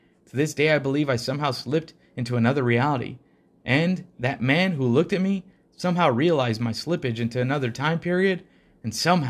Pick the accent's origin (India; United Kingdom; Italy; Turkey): India; English is a second language; I'm from India, and back then I still hadn't traveled to Europe.